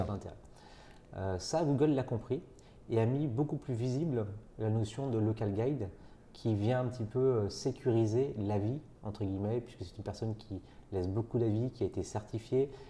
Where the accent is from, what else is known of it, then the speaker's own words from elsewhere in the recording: Nantes, Pays de la Loire, France; je suis nantais d'origine